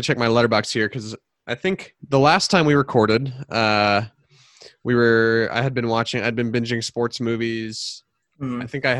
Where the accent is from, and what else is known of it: Indianapolis, Indiana, United States; born or raised there